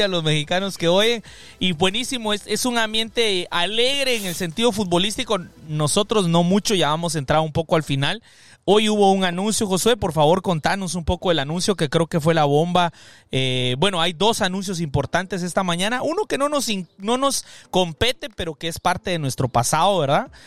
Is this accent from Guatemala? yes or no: yes; Guatemala; now in United States; soy centroamericano guatemalteco, pero que resido acá en los Estados Unidos.